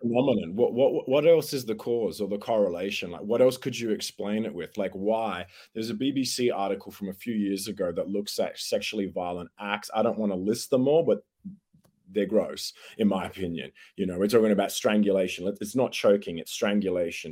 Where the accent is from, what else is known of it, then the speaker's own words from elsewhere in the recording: Australia; accent: Australian; it's good to be chatting from back here in Australia. I'm sure your listeners worked that out from my accent straight away